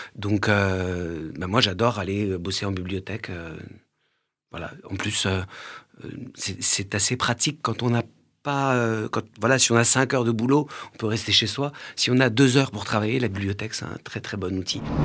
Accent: Malakoff, Île-de-France, France; Moi, j'ai grandi à Malakoff, donc j'allais aussi à la bibliothèque de Malakoff

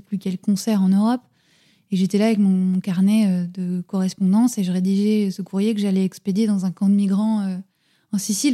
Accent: France; nous on est français

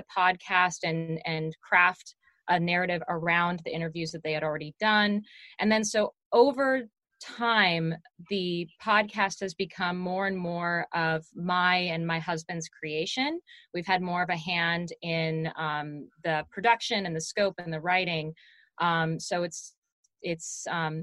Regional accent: Seattle, Washington, United States; I grew up in Seattle

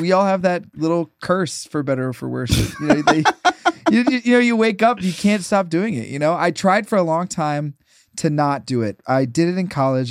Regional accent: Minnesota, United States; moved away; I'm originally from Minnesota

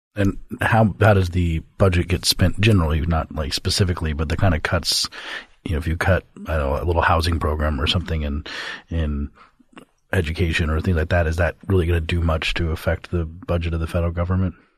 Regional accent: Colorado, United States; in my home state of Colorado

